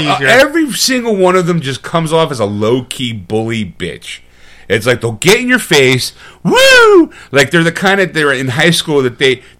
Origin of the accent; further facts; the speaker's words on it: Philadelphia, Pennsylvania, United States; I'm from Philadelphia.